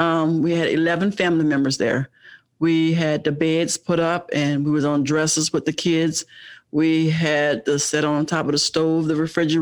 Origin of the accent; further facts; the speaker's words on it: New Orleans, Louisiana, United States; moved away as an adult; also born or lived in Kentucky; now in Cincinnati, United States; I'm from New Orleans, Louisiana.